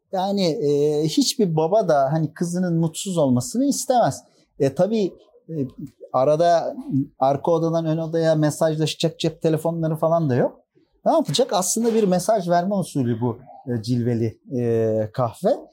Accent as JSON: {"language": "Turkish", "region": "Uşak Province", "country": "Turkey", "tie": "born or raised there", "moved": "as an adult", "lives_now": "Istanbul, Turkey", "said": "Uşak doğumluyum. İlk orta öğretim ve e, lise öğretimimi Uşak'ta tamamladım"}